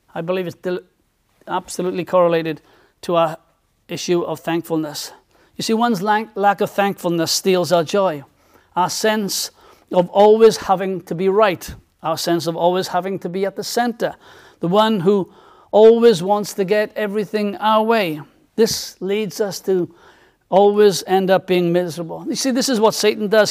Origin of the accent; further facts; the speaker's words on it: South Wales, United Kingdom; when I was a, a teenager, um, and growing up in South Wales